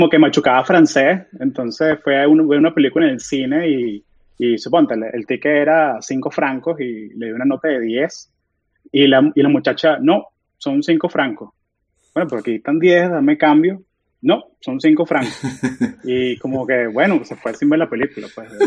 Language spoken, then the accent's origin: Spanish; Orlando, Florida, United States; also born or lived in Venezuela; nos fuimos de Venezuela en el 2000 o no fueron, mejor dicho, o sea, porque yo era un chamo y, crecimos en Orlando, Florida. Eh, fue como que tuve esa niñez así de, suburbio americano